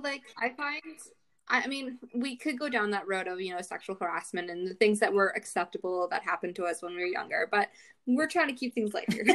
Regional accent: Barrie, Ontario, Canada; my hometown of Barrie

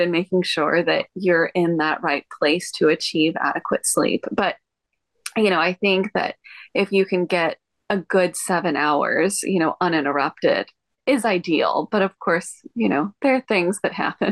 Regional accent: Texas, United States; moved away as an adult; now in Hawaii, United States; I was born and raised in Texas

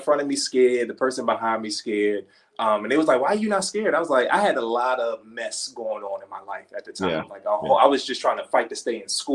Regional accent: Baltimore, Maryland, United States; growing up in Baltimore. I'm from Baltimore.

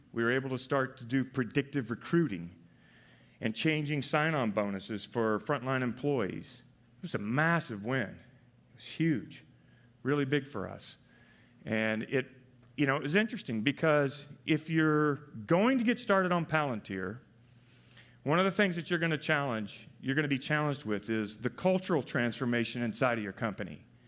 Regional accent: Arkansas, United States; moved away as an adult; also born or lived in Palo Alto; I'm from Arkansas

